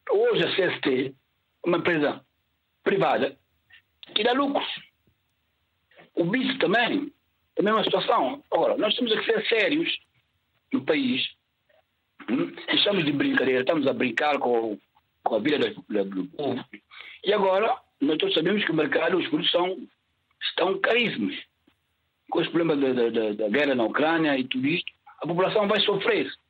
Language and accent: Portuguese; São Tomé & Príncipe; Eu sou santo santomense, nasci em Santo Tomé.